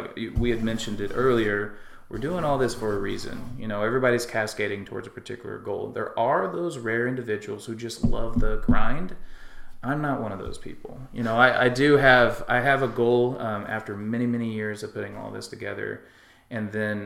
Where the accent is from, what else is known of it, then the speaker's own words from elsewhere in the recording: West Texas, United States; I grew up in West Texas, out in the middle of nowhere.